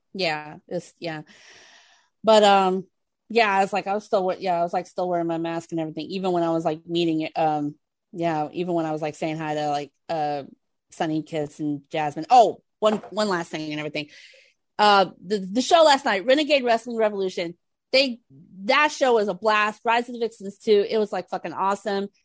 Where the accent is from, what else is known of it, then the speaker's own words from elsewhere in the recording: Houston, Texas, United States; in Texas, in Houston, my hometown